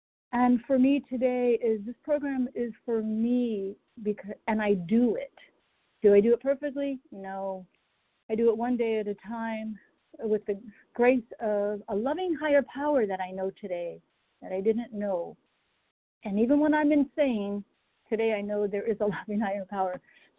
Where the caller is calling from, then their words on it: Durham, North Carolina, United States; Yeah, Durham, North Carolina.